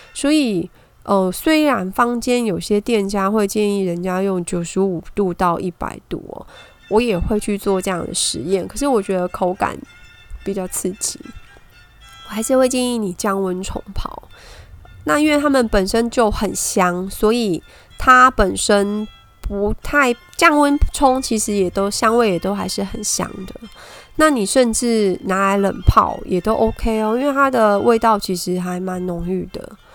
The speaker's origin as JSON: {"language": "Chinese", "country": "Taiwan", "said": "所以其实他对台湾的付出是真的有获得我们台湾人民，尤其是鱼池乡在地的人对他的一个感念哦。"}